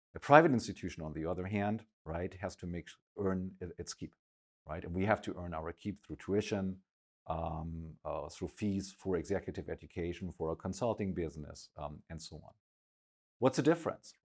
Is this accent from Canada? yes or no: no; Schleswig-Holstein, Germany; I grew up in a very small village, uh, all the way up in the north, uh, in Germany, in Schleswig-Holstein